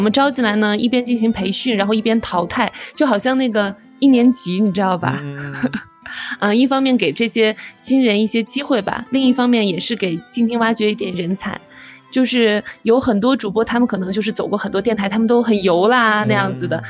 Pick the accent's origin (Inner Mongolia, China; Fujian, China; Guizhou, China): Inner Mongolia, China; 我是内蒙古的